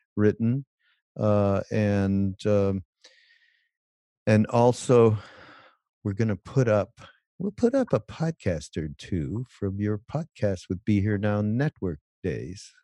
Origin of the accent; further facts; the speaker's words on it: Quebec, Canada; now in United States; Je suis, je viens de Quebec. Je suis Québécois